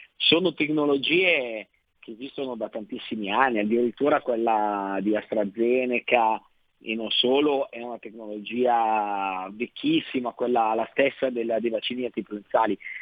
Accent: Lombardy, Italy; lo dico da Lombardo

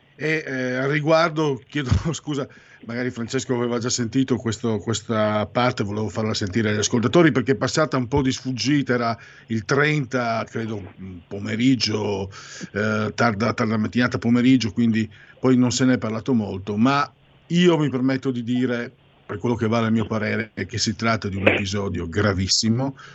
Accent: San Vito al Tagliamento, Friuli-Venezia Giulia, Italy; Nel mio paese, Savito Tagliamento

